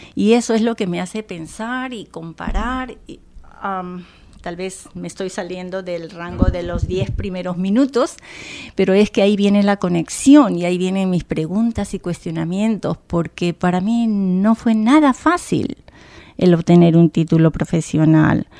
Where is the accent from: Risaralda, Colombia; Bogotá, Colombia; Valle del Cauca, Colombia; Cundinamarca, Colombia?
Bogotá, Colombia; moved away as an adult; also born or lived in Providence, Rhode Island; now in Rhode Island, United States; Nací en Bogotá, la capital, una ciudad muy bonita